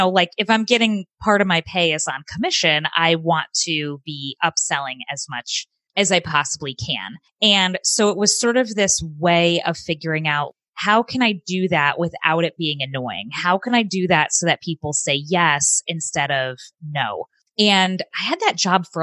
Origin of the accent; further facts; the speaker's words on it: Phoenix, Arizona, United States; I grew up in Phoenix, Arizona.